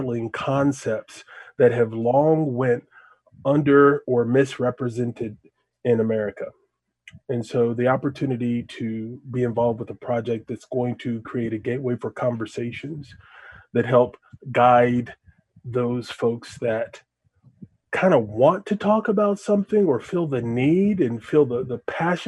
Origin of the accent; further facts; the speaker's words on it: Lexington, Kentucky, United States; I was born and bred in Lexington, Kentucky.